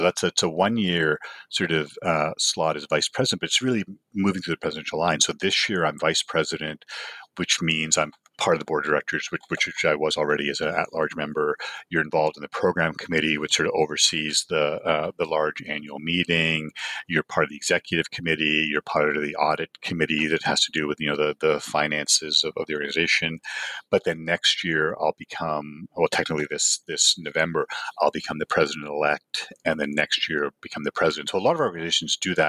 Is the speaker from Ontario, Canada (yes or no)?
yes; Toronto, Ontario, Canada; You know, growing up in Toronto is the Eastern International region.